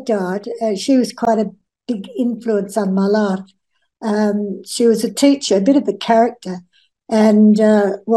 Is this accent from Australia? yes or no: yes; Australia; now in Australind, Australia; I grew up on a farm at Lynn Farm, and my playground was a swamp near our house